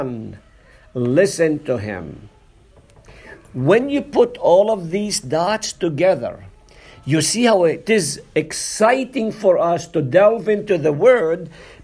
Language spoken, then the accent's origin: English; Nazareth, Northern District, Israel; moved away; I'm from Nazareth